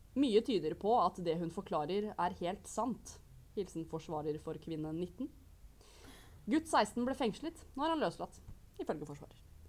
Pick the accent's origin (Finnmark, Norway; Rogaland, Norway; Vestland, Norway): Vestland, Norway; Bergen; Jeg er fra Bergen, beklager dialekten.